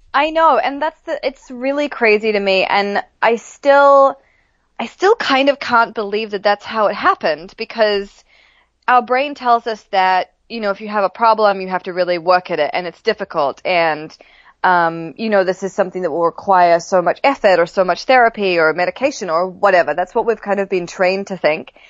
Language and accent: English; New Zealand; I grew up in New Zealand